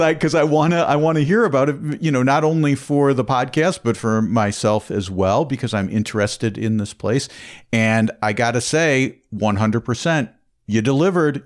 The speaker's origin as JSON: {"language": "English", "town": "Chicago", "region": "Illinois", "country": "United States", "tie": "born or raised there", "said": "I grew up in Chicagoland"}